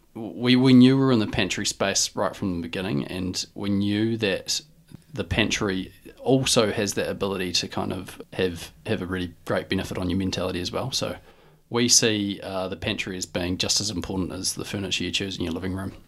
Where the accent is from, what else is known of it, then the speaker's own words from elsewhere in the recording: Dunedin, Otago, New Zealand; I'm from Dunedin and, you know, lived, grew up as any normal kid